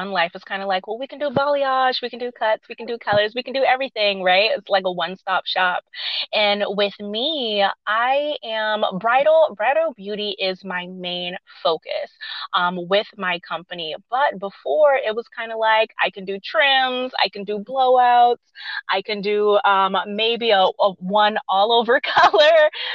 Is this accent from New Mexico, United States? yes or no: no; Charleston, South Carolina, United States; my hometown back in Charleston